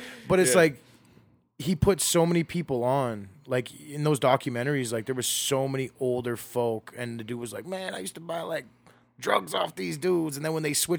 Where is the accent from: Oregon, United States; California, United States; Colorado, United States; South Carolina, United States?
California, United States; Los Angeles; I don't care if it's a Sunday, you're still checking your surroundings growing up in South L.A., it don't matter.